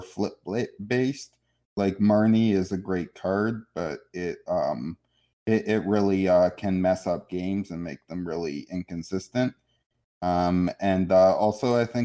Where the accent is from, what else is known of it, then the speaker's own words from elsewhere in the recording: Toronto, Ontario, Canada; I'm from Toronto